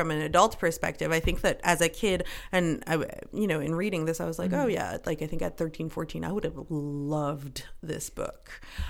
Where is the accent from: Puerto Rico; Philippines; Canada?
Canada; you know, we have a ton of privilege being Canadian and this and that.